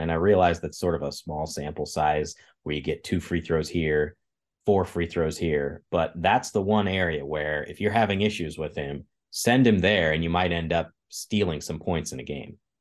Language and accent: English; Kansas, United States; moved away; I grew up in Kansas